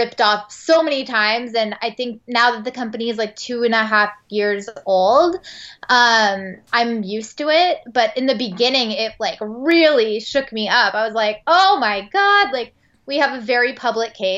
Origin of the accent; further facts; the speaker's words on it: San Francisco, California, United States; moved away as an adult; now in Los Angeles, United States; I am from San Francisco and I moved to LA after my trip to Europe